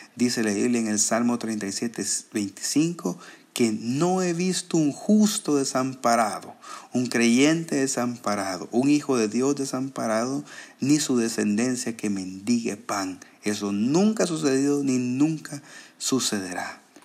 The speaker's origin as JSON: {"language": "Spanish", "country": "El Salvador", "said": "como salvadoreños nos cuesta mucho"}